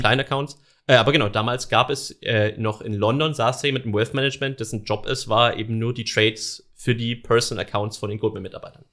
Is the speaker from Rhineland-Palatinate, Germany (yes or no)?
no; a suburb of Stuttgart, Swabia, Baden-Württemberg, Germany; ich bin gebürtiger Schwabe, also komme mhm. um die quasi aus einem Vorort von Stuttgart